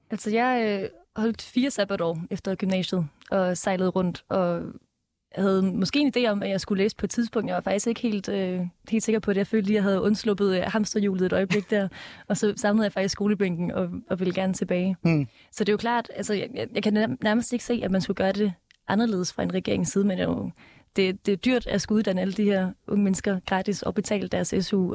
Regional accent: Denmark; vi er vokset op i Danmark

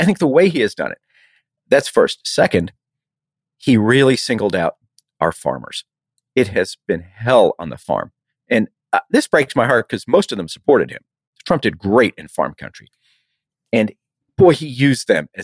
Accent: Texas, United States; I have to say this as a Texan, you know, I'm a Texas Longhorn

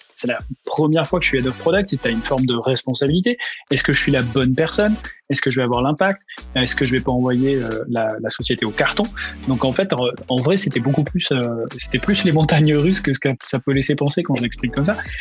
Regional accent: Ariège, near Toulouse, Occitania, France; now in Paris, France; je viens de la région toulousaine, donc de Toulouse. J'ai passé quelques années là-bas, mais euh, en réalité, c'est plutôt un département voisin rural qui s'appelle l'Ariège, qui est dans les Pyrénées

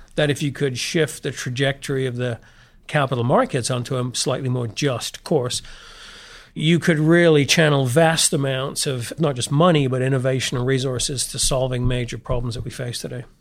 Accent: the north of England, United Kingdom; moved away as an adult; also born or lived in St Andrews, Scotland / Montreal, Canada / London, England; I grew up in England, the north of England, went to Saint Andrews in Scotland

